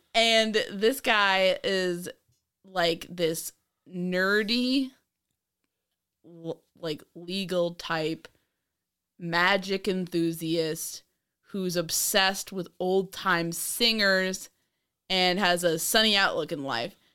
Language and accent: English; New York, United States; I'm from New York.